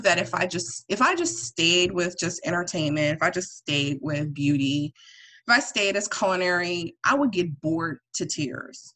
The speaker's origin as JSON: {"language": "English", "town": "East Orange", "region": "New Jersey", "country": "United States", "also_born_or_lived": "Atlanta, Georgia / Willingboro, New Jersey / Woodbury, New Jersey", "said": "I'm originally from North Jersey. I'm from East Orange, but I moved to like Willingboro"}